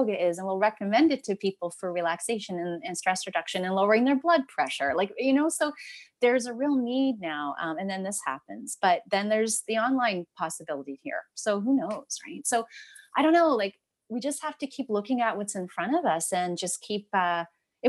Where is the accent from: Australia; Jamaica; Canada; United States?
Canada; Ancaster, Ontario; I grew up in Ancaster. I live in Westdale